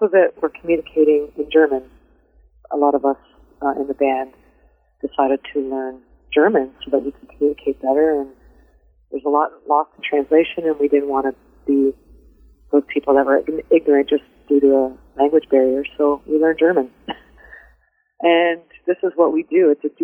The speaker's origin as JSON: {"language": "English", "town": "London", "region": "Ontario", "country": "Canada", "tie": "born or raised there", "said": "My hometown is London"}